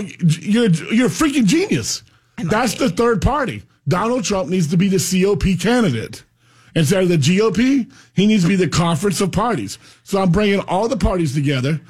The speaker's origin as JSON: {"language": "English", "town": "Pahokee", "region": "Florida", "country": "United States", "tie": "born or raised there", "moved": "yes", "lives_now": "Central Florida, United States", "said": "I'm from Palm Beach County. I grew up in Pahokee."}